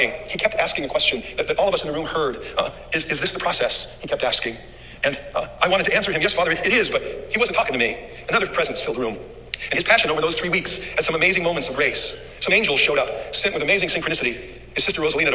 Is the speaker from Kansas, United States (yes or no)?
no; Phoenix, Arizona, United States; I grew up here in Phoenix, with St. Mary's High School, as many of you know, and my family's been here probably for more than 50 years